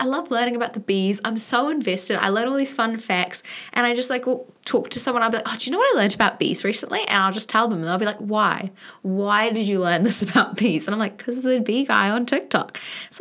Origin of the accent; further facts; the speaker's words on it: New Zealand; a Kiwi Swiftie